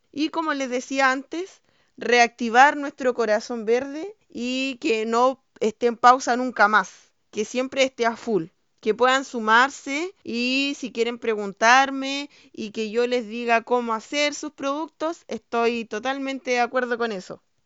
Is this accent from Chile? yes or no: yes; Panguipulli, Los Ríos, Chile; soy de Panguipulli, que es un pueblo que está en la región número 14 de Chile